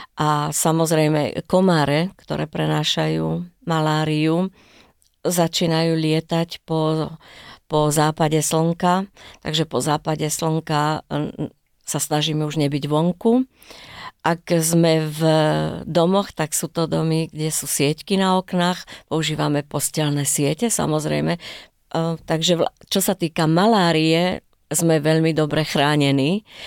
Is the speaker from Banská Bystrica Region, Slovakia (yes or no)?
no; Bojnice, Trenčín Region, Slovakia; now in Israel; ja pochádzam z Bojnic